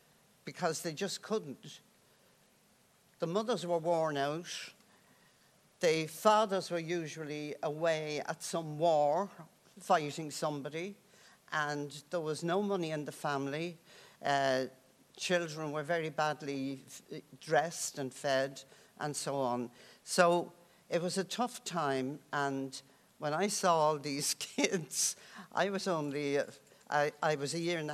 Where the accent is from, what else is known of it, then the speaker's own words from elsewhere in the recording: Dublin, Leinster, Ireland; I grew up in the Dublin tenements, and there were people, families living in one room